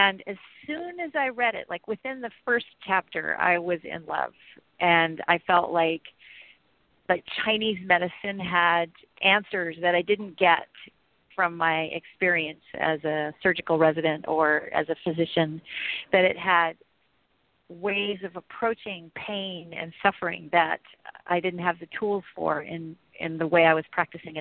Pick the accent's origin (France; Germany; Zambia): Germany; now in Santa Rosa, United States; I was living in Germany. I was born in Germany